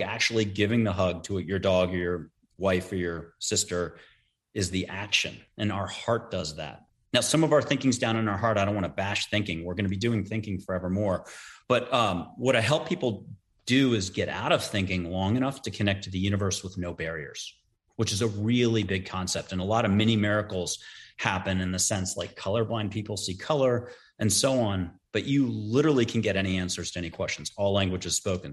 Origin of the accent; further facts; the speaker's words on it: East Coast, United States; I grew up on the East Coast